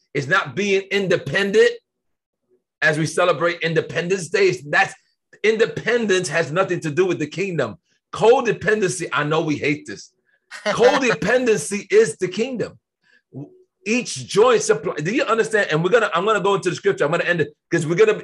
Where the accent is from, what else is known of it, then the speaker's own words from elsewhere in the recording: United States; I was born in America.